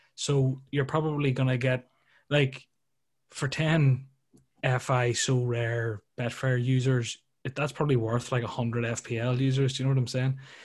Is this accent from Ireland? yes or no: yes; Ireland; being from Ireland